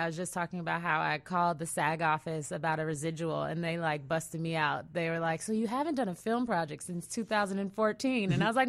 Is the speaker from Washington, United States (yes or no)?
no; California, United States; I'm from the Bay Area.